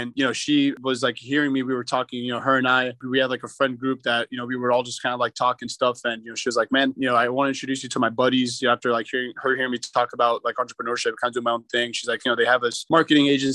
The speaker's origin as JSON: {"language": "English", "town": "Miami", "region": "Florida", "country": "United States", "tie": "born or raised there", "also_born_or_lived": "Arkansas", "said": "I was born and raised in Miami"}